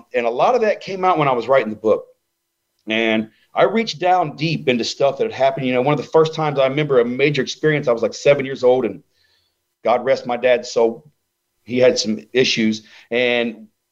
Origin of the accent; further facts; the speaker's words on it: Ohio, United States; I'm a nerd from Ohio